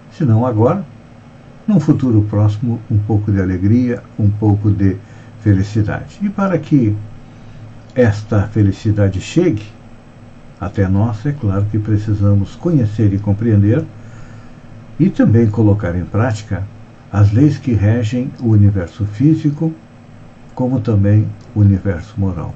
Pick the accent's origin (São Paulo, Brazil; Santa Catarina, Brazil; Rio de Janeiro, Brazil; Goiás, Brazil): Santa Catarina, Brazil; nós que somos catarinenses